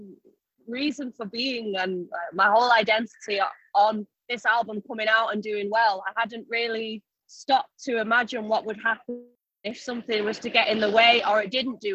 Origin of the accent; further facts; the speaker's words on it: Salford, North West England, United Kingdom; now in London, United Kingdom; I'm from Broughton.